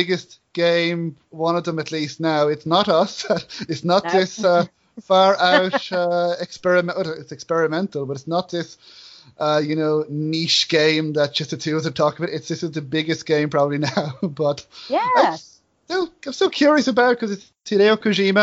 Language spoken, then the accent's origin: English; Enniscorthy, Leinster, Ireland; my hometown of Enniscorthy